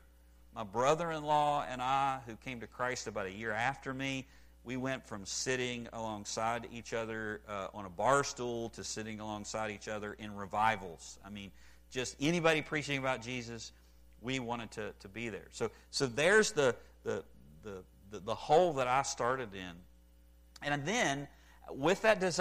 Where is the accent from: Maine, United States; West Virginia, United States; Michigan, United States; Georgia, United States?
West Virginia, United States; I grew up in West Virginia